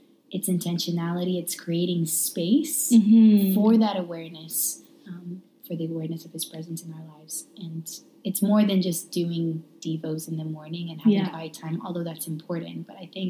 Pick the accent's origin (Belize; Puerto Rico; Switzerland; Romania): Romania; now in Calgary, Canada; born and raised in Romania